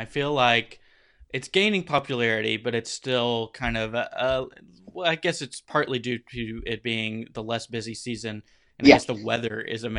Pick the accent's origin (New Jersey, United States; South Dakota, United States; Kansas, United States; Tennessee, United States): Tennessee, United States; Walt Disney World has always been my home park growing up in Tennessee.